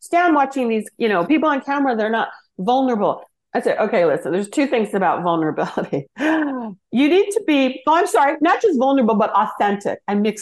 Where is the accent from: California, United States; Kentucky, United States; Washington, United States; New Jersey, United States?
California, United States; Los Angeles; I'm from Los Angeles, born in Hollywood